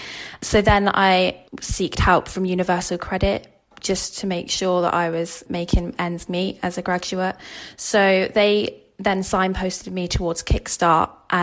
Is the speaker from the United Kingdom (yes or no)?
yes; Plymouth, South West England, United Kingdom; now in Liverpool, United Kingdom; I'm 25. I'm based in Liverpool. I'm originally from Plymouth.